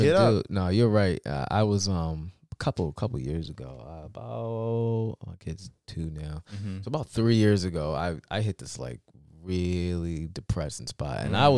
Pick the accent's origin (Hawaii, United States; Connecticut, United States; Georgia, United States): Connecticut, United States; dude, I'm from the London County of Connecticut.